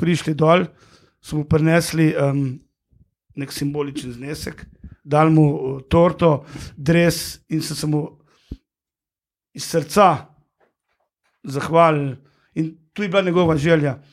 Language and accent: Slovenian; Hrastnik, Slovenia; sem iz Hrasnika, tega ni bilo nekih prevozov